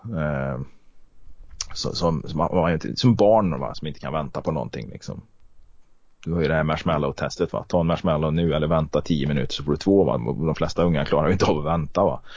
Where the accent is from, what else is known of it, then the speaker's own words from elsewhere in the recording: Karlstad, Värmland, Sweden; moved away as an adult; now in Kristinehamn, Sweden; Jag är uppväxt i Karlstad